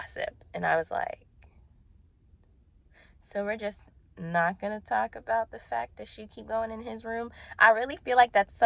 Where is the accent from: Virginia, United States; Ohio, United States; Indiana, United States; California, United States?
Virginia, United States; Ashburn; moved away; also born or lived in Brandon, Florida; I moved from Brandon, Florida to Ashburn, Virginia. Like, that breakup took me back home.